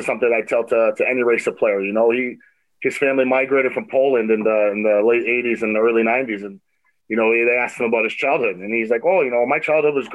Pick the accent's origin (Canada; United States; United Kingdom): Canada; Toronto, Ontario; growing up in Toronto and playing hockey